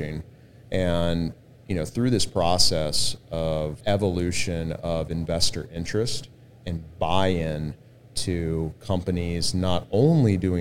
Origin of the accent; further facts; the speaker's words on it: Austin, Texas, United States; also born or lived in San Diego; now in San Antonio, United States; I was originally from Austin.